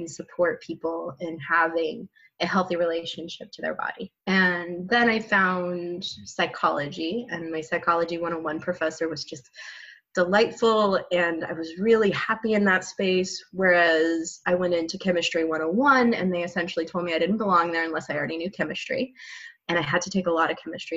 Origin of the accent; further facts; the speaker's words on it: New Mexico, United States; moved away as an adult; now in Oregon, United States; I grew up in New Mexico